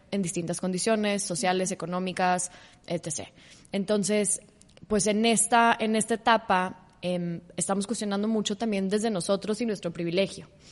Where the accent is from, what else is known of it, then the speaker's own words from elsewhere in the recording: Mexico; soy una mujer mexicana